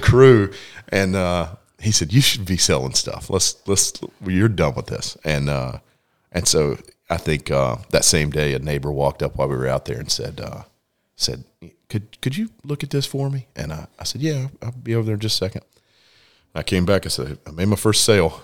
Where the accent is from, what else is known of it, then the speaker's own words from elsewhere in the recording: Lexington, North Carolina, United States; actually grew up in Lexington, North Carolina